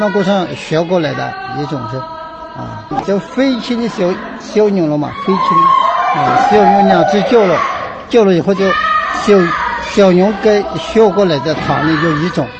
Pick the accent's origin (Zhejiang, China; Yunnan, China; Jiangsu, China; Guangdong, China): Yunnan, China; Nujiang; 元朗怒江的。